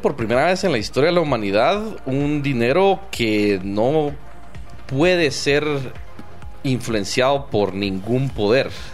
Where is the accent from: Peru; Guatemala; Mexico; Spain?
Guatemala; me he sentido parte del, Estado de Guatemala